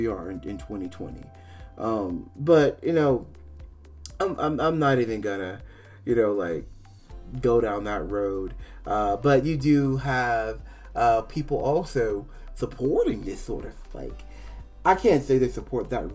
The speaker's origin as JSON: {"language": "English", "region": "Maryland", "country": "United States", "tie": "born or raised there", "also_born_or_lived": "Virginia", "said": "I was born in Virginia, but I grew up in Maryland. I mean, from when I was about 5 years old till I was about 17."}